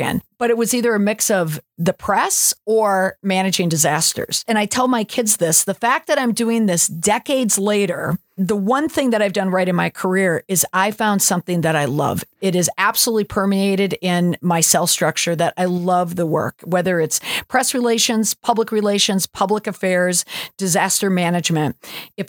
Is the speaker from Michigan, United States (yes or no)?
no; Minnesota, United States; also born or lived in St. Paul suburb; now in Boston, United States; When I was growing up in Minnesota